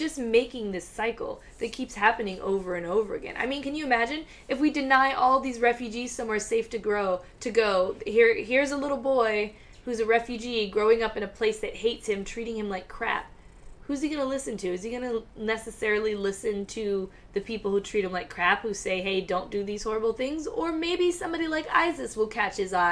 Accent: Virginia, United States; now in California, United States; growing up in Virginia, the internment of the Japanese in camps was something we went over very briefly in school

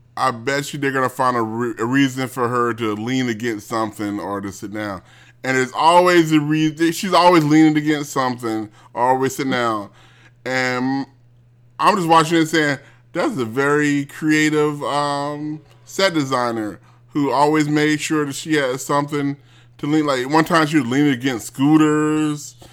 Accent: United States; I'm an American

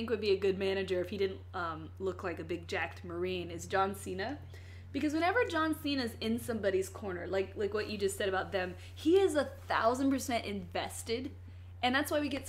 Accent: Hampton, Virginia, United States; I am from Virginia, and all of our people, no matter their race, mostly talk like we're from the hood. I've had to get rid of that accent because people say things out here.

